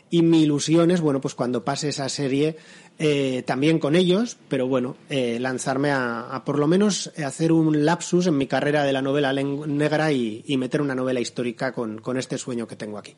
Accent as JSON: {"language": "Spanish", "town": "San Sebastián", "region": "Basque Country", "country": "Spain", "tie": "born or raised there", "also_born_or_lived": "Ayete, San Sebastián", "said": "yo he vivido toda mi vida en, en Gros, ahora vivo en Ayete, pero yo soy de, de Gros"}